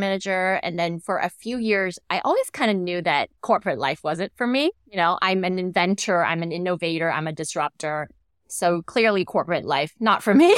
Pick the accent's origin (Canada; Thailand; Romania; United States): Thailand; I came back to, uh, to my home country, w, which at the moment is Thailand